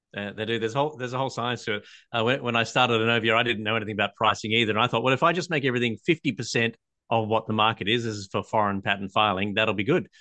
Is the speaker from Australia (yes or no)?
yes; Australia; I'm an Australian patent attorney